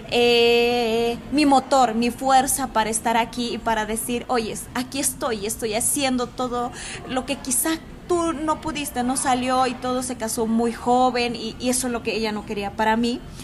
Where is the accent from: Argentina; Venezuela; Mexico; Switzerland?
Mexico; also born or lived in Guadalajara, Jalisco; nuestro México, que son las lenguas, que es eh, mi vestimenta, que es eh, toda la cosmovisión que tiene mi comunidad